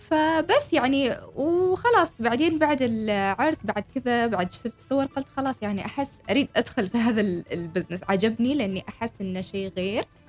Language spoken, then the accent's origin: Arabic; Oman; انا عمانية شابة عمانية